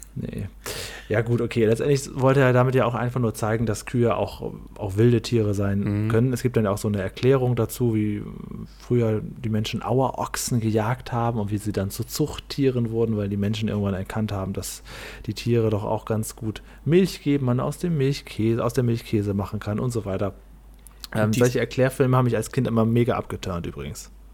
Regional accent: Cuxhaven district, Lower Saxony, Germany; ich komme ja aus dem Kreis Cuxhaven

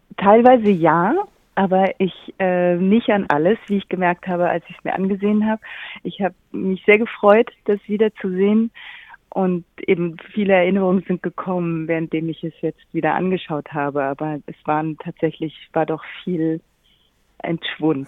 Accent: Berlin, Germany; ich bin in Berlin geboren und aufgewachsen

